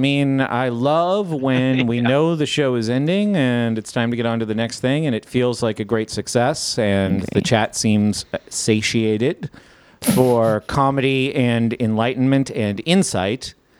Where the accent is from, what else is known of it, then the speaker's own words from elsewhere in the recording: New England, United States; Yeah, but I'm from New England, and I like the Steelers.